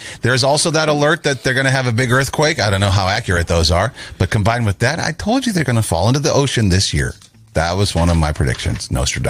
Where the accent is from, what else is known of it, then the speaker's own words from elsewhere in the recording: Minneapolis, Minnesota, United States; I'm from Minneapolis, Minnesota